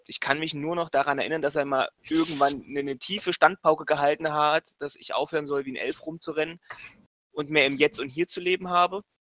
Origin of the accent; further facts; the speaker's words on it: East Germany, Germany; Ich komme aus dem Osten, wir reden hier anders.